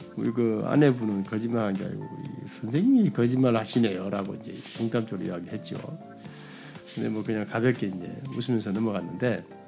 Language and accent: Korean; South Korea; 저도 이제 뭐 한국 남자인지라